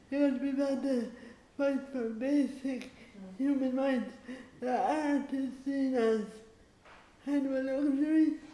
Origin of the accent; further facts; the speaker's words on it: Ireland; I'm there as an Irish female traveler playwright.